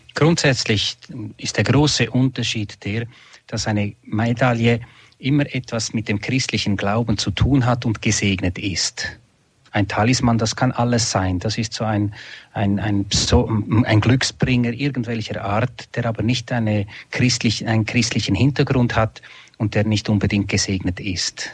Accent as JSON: {"language": "German", "country": "Switzerland", "said": "in Einsiedeln bei uns in der Schweiz"}